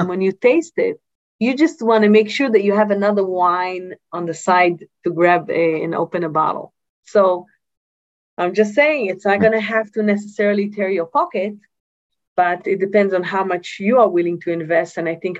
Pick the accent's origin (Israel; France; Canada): Israel; Yatir, Southern District; I come from Yatir, right? From the area where we make only high-end wines